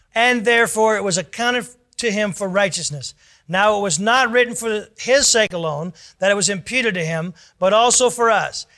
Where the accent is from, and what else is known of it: United States